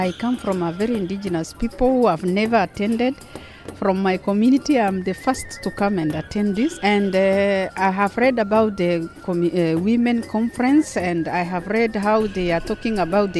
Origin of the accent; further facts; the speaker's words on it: Marsabit, Marsabit County, Kenya; I'm from Marsabit, Kenya.